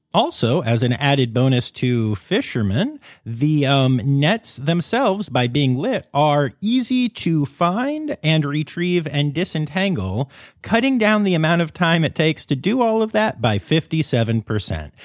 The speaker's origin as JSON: {"language": "English", "region": "Pennsylvania", "country": "United States", "tie": "born or raised there", "moved": "yes"}